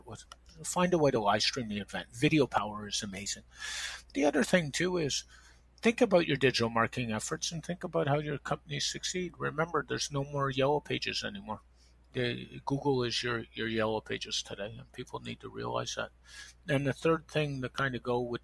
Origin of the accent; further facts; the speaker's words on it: Toronto, Ontario, Canada; also born or lived in Montreal, Quebec; I was born in Montreal. I've lived in Toronto since 1983. My dad got transferred